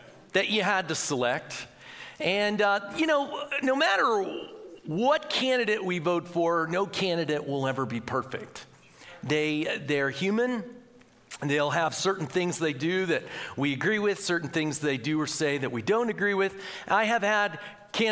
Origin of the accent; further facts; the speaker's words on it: United States; as Christians and as Americans